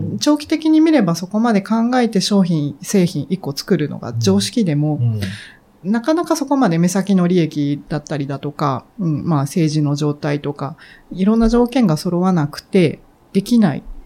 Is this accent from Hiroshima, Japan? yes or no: yes; Hiroshima, Japan; 私、もともとあの、 広島で育ったんですね。